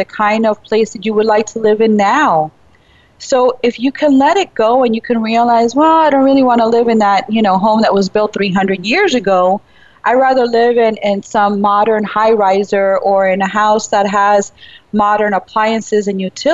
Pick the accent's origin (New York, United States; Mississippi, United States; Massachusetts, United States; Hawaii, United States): New York, United States; New York City; I was born in Brooklyn, but, you know, still my upbringing was very Cuban and Spanish-speaking all the way